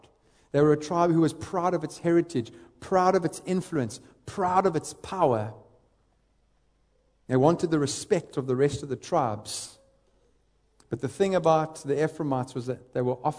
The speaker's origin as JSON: {"language": "English", "town": "East London", "region": "Eastern Cape", "country": "South Africa", "tie": "born or raised there", "said": "I grew up in the Eastern Cape, a little town, a little city called East London"}